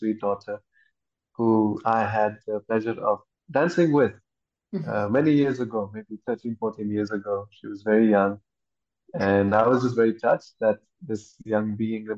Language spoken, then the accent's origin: English; Mussoorie, Uttarakhand, India; moved away as an adult; also born or lived in Delhi / United States / Goa; I was raised in Mussoorie, a small town in Mussoorie, in the mountains.